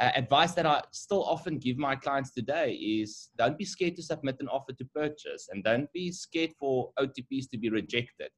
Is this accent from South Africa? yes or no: yes; Bloemfontein, Free State, South Africa; moved away as an adult; now in Johannesburg, South Africa; We grew up in Bloemfontein. Both of us are from Bloemfontein